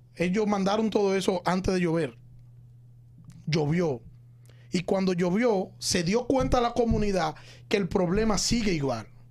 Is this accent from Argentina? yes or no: no; Santo Domingo Este, Distrito Nacional, Dominican Republic; Como ciudadano de Santo Domingo Este, yo soy de Santo Domingo Este.